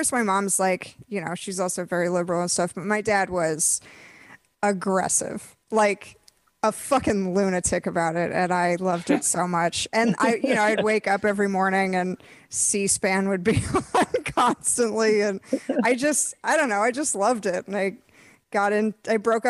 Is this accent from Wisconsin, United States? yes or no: no; Minneapolis, Minnesota, United States; I grew up in Minneapolis